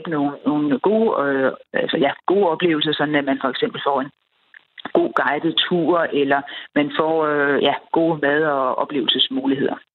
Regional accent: Denmark

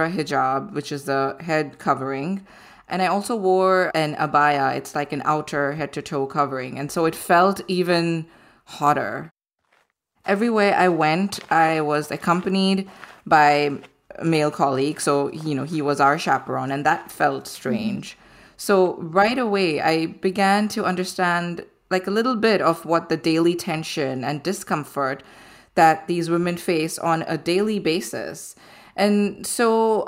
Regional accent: Ahmedabad, Gujarat, India; moved away; my hometown, Ahmedabad, in India, where I grew up.

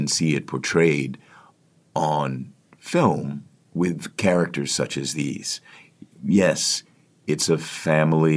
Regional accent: Washington, District of Columbia, United States; Washington, D.C., which is my hometown

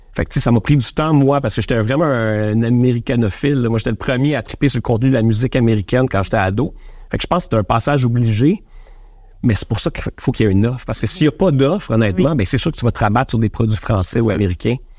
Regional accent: Quebec, Canada; les Québécois, on est un petit peu complexés

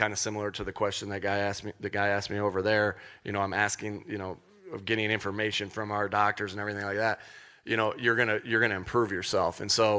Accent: Jamestown, New York, United States; because it's the moment that I remember most as a kid growing up near Jamestown, York, near the Buffalo area.

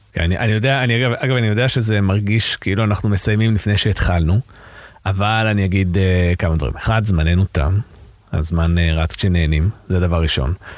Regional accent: Israel; אנחנו כישראלים

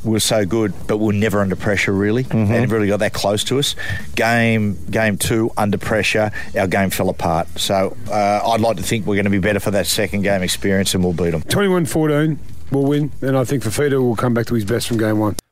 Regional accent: Campbelltown, New South Wales, Australia; now in Blacktown, Australia; I'm from Campbelltown originally

